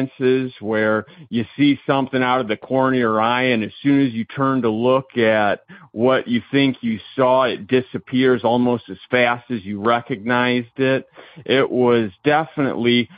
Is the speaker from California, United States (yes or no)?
no; Indiana, United States; I'm from Indiana